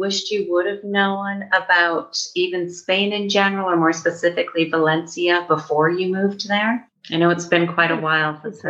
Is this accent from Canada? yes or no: yes; Calgary, Alberta, Canada; I'm from Calgary, and Vancouver is a close, large city that most people know of, and that is a 12-hour drive.